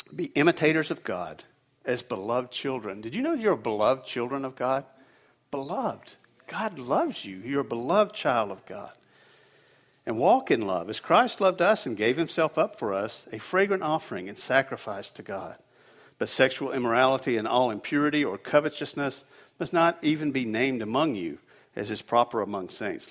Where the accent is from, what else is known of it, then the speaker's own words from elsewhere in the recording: the South, United States; now in New England, United States; I'm originally from the South, and we don't get these cold temperatures down there